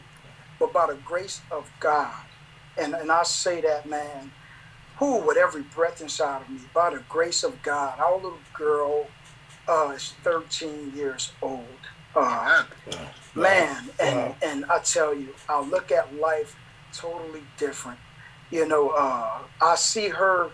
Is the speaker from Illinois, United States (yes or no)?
no; New Orleans, Louisiana, United States; now in Fresno, Texas, United States; I'm originally from New Orleans.